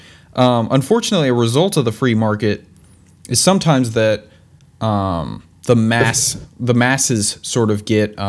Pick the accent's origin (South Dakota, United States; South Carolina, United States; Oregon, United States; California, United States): South Carolina, United States; I'm from South Carolina.